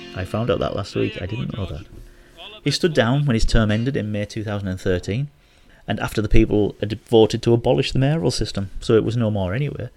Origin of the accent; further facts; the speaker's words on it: Hartlepool, North East England, United Kingdom; now in Manila, Philippines; my hometown, Hartlepool.